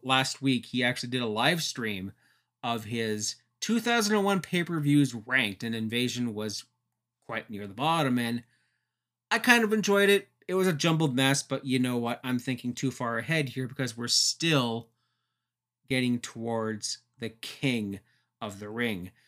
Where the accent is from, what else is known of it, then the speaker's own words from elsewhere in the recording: Canada; Being a Canadian